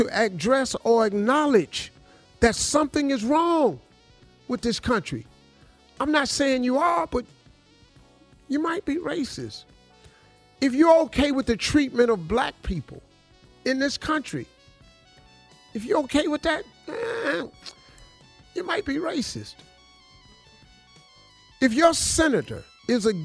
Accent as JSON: {"language": "English", "town": "Welch", "region": "West Virginia", "country": "United States", "tie": "born or raised there", "also_born_or_lived": "Cleveland, Ohio", "moved": "yes", "said": "I grew up in Welch, West Virginia."}